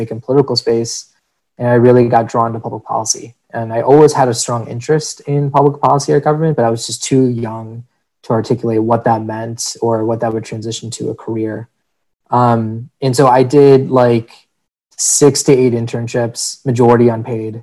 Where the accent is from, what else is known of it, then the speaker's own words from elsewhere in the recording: Chicago, Illinois, United States; born and raised in Chicago, in the north side of Chicago, then made the pilgrimage to the suburbs